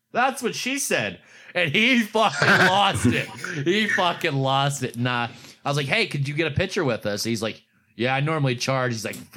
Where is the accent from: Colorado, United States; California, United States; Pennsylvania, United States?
Pennsylvania, United States; Pittsburgh; From Pittsburgh